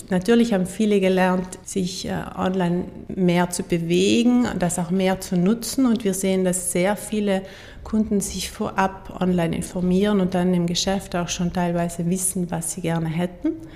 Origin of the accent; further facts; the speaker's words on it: Wiesen, Trentino-Alto Adige, Italy; also born or lived in Innsbruck / Munich; ich bin ja selber in Wiesen geboren, also neben Sterzing